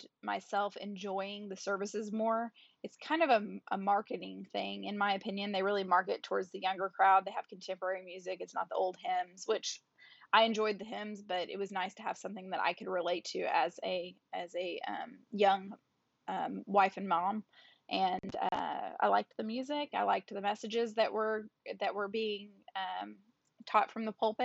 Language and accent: English; Oklahoma, United States; I was born and raised in Oklahoma